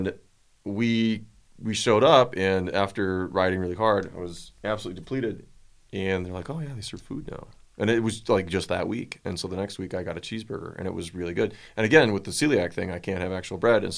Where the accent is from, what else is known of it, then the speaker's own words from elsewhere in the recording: Minnesota, United States; now in Colorado, United States; I grew up in Minnesota